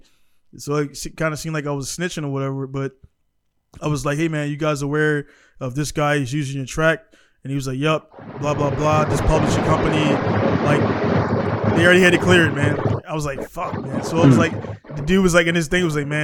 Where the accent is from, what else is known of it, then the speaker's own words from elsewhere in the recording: Baltimore, Maryland, United States; I grew up in Baltimore